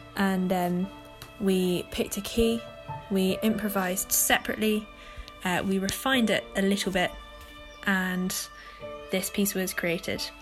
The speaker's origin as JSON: {"language": "English", "town": "Horsham", "region": "South East England", "country": "United Kingdom", "moved": "yes", "lives_now": "Surrey, United Kingdom", "said": "I'm originally from Horsham, but I now live in Surrey"}